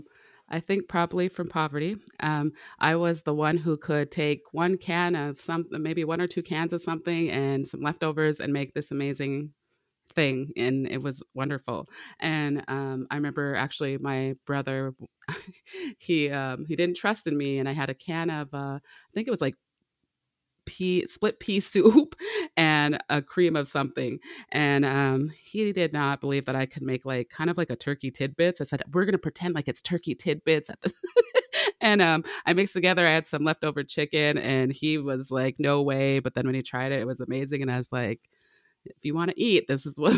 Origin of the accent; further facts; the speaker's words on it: Grand Forks, North Dakota, United States; also born or lived in Turtle Mountain; But I grew up in Grand Forks, about an hour north of Fargo here.